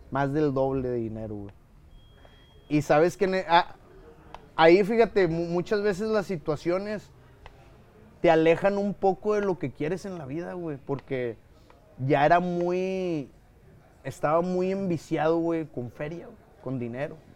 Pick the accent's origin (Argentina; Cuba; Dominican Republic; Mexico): Mexico; soy mexicano